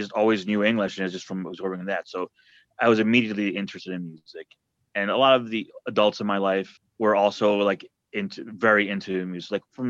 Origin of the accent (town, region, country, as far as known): New Jersey, United States; born or raised there; also born or lived in Argentina